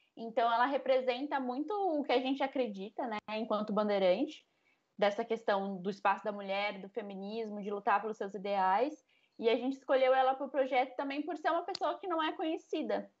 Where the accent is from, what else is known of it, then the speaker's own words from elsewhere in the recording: Rio Claro, São Paulo, Brazil; moved away as an adult; now in Rio de Janeiro, Brazil; Eu sou do interior de São Paulo também, sou de Rio Claro. Eu comecei minha vida bandeirante